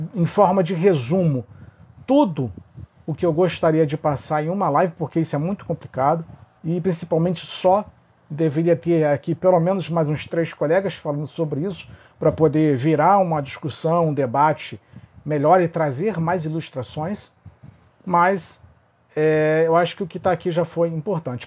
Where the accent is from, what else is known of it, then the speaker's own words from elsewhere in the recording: Rio de Janeiro, Brazil; sou do Rio de Janeiro, sou do Rio